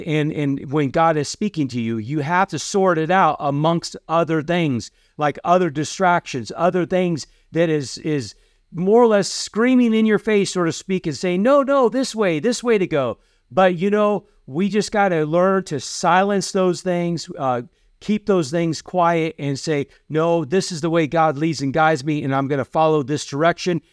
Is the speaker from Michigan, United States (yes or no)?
no; Iowa, United States; moved away as an adult; also born or lived in Kentucky; we grew up in Iowa